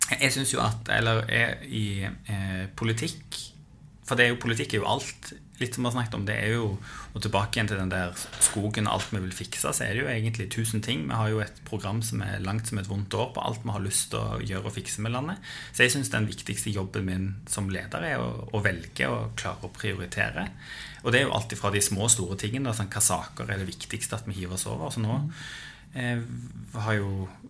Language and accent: Norwegian; Stavanger, Rogaland, Norway; Jeg vokste opp på Storhaug. Eh, østkanten her i, i, i, Stavanger